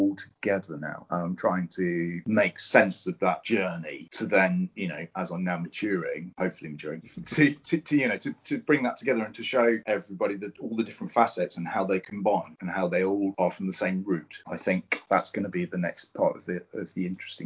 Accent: Cornwall, South West England, United Kingdom; I'm Cornish and I'm an artist

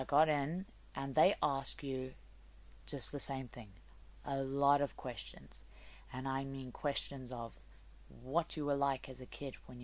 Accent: South Africa; moved away; I'm from South Africa.

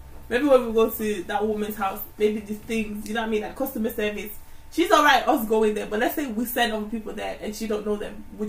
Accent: Jamaica; I've tried it myself and I'm Jamaican.

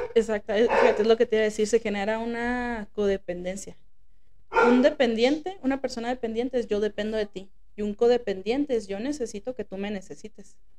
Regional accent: Mexico; como sociedad mexicana

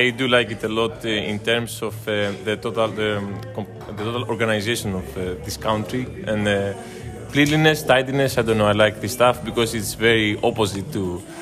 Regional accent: Greece; moved away as an adult; now in Delft, Netherlands; I'm from Greece. Uh, we visited Cologne today. Uh, we all study in the Netherlands, in Delft. We, we did our masters there

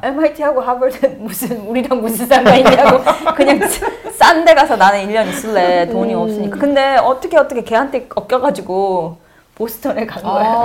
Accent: Daegu, South Korea; accent: Daegu dialect; moved away as an adult; also born or lived in Uijeongbu / North Carolina / Baltimore; now in United States; 내가 대구 사투리가

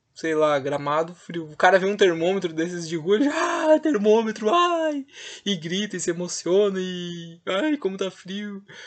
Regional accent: Rio Grande do Sul, Brazil; eu sou do Rio Grande do Sul

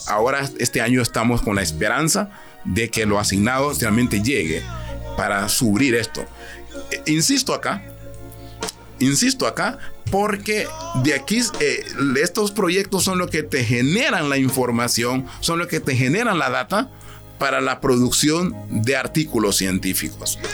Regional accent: Honduras; mi país, a nuestro país

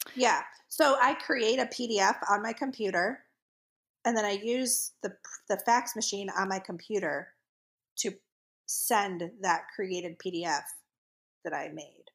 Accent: the North, United States; accent: northern; also born or lived in the South (US); now in US South; my northern accent comes out when I talk to people from the North

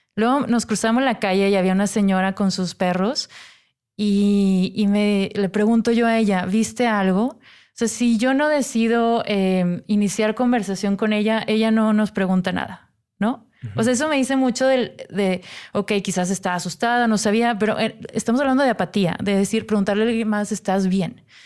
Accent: Monterrey, Nuevo León, Mexico; moved away; yo soy de Monterrey

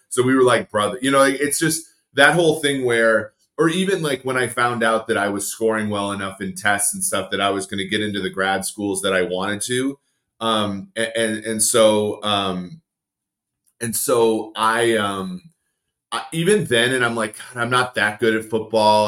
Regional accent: Minnesota, United States; I grew up in Minnesota watching the Vikings

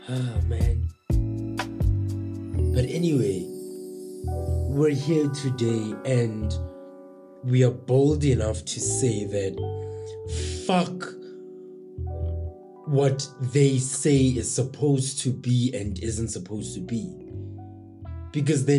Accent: Tembisa, Gauteng, South Africa; born and raised in Tembisa

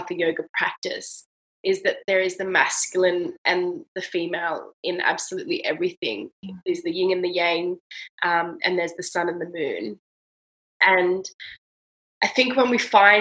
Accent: Australia; I'm from Australia

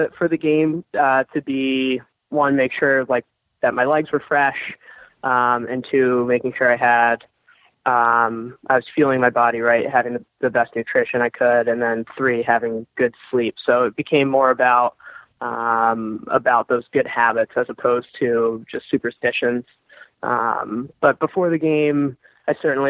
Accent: Philadelphia, Pennsylvania, United States; I grew up in Philly

